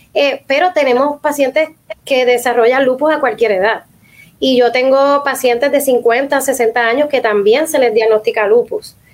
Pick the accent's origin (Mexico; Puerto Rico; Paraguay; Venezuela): Puerto Rico; nosotros como puertorriqueños